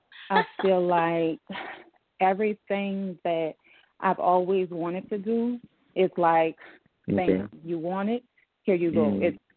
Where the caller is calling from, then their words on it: New Orleans, Louisiana, United States; So I'm calling from New Orleans.